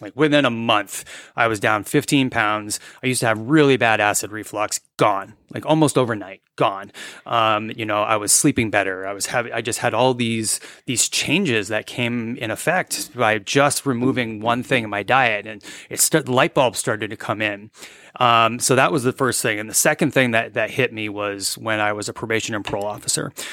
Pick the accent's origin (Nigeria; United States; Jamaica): United States; New England; moved away as an adult; also born or lived in Vermont; now in Dahlonega, United States; I'm originally from New England